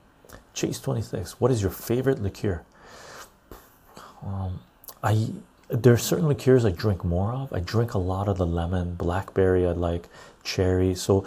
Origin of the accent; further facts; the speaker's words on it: British Columbia, Canada; also born or lived in Iran; I was born in Iran, Armenian ancestry, most of my life west coast of Canada. And I lived all over Canada.